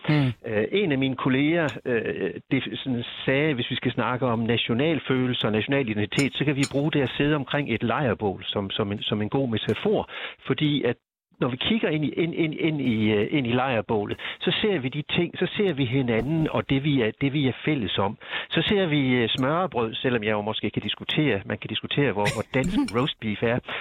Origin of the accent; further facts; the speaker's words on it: Denmark; jeg kan jo ikke løbe fra, at jeg er dansker